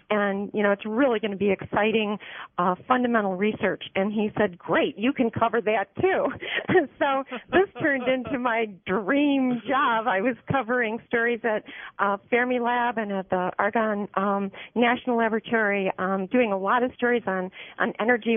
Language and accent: English; Chicago, Illinois, United States; I grew up in uh, the Chicago area, um, in Chicago itself